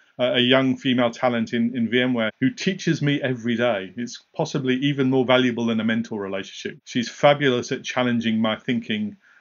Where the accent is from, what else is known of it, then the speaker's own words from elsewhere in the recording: Kingston, Jamaica; moved away; also born or lived in North East England; I was born and raised in Kingston, Jamaica